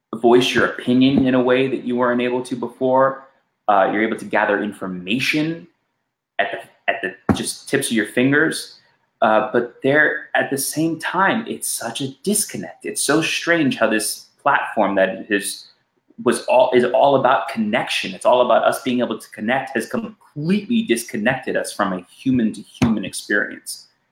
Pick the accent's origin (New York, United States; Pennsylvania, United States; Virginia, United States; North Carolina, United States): New York, United States; New York City; also born or lived in Los Angeles, California; I grew up in New York City and, and Los Angeles for majority of my life